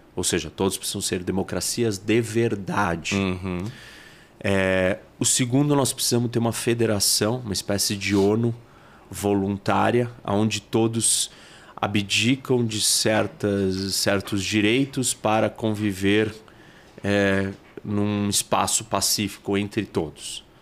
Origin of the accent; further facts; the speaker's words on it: Brazil; Nós somos brasileiros